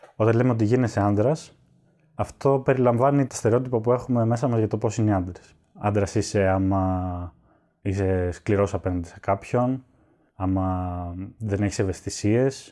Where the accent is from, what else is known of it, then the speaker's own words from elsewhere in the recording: Skydra, Central Macedonia, Greece; μεγάλωσα στη Σκύδρα Πέλλα